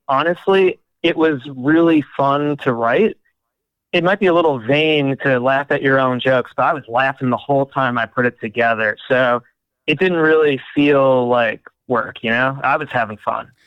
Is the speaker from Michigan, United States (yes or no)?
yes; Detroit, Michigan, United States; I grew up in Detroit